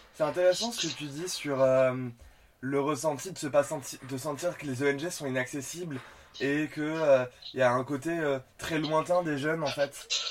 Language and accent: French; Nîmes region, Occitania, France; now in Paris, France; je viens de la région de Nîmes